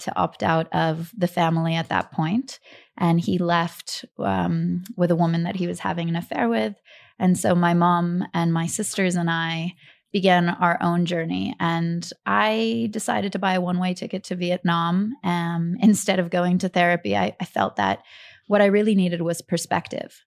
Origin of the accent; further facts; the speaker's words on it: Atlanta, Georgia, United States; also born or lived in Kharkiv, Ukraine; we grew up in Atlanta, Georgia.